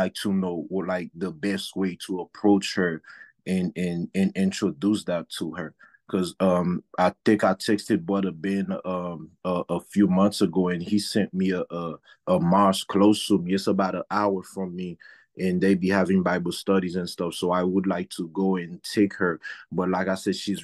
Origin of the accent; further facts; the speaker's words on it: Haiti; moved away as an adult; I'm from Haiti